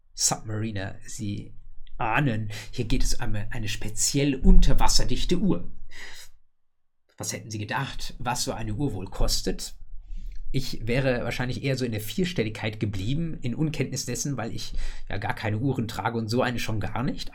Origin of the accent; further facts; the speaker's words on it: Germany; bei uns in Deutschland